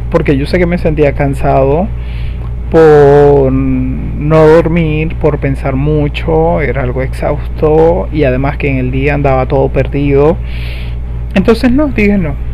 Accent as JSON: {"language": "Spanish", "country": "Venezuela", "said": "Yo soy de Venezuela y aquí ya de por sí es un lujo enfermarse"}